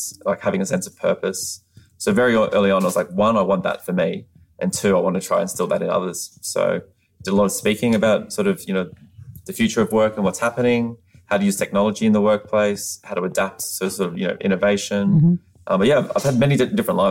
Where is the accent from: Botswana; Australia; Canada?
Australia; moved away as an adult; now in United States; I'm from Australia. I've only been living in the United States for 4 years.